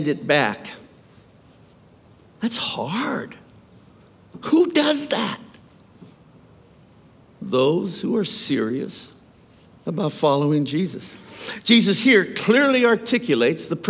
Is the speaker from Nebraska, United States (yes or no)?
no; Youngstown, Ohio, United States; I grew up in Youngstown, Ohio, at a time when Youngstown, Ohio was pretty rough.